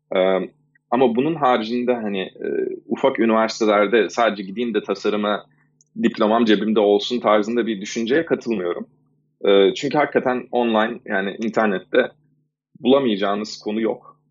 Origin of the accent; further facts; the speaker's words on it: Istanbul, Turkey; moved away as an adult; now in United States; ben İstanbul'da doğdum 83 e, senesinde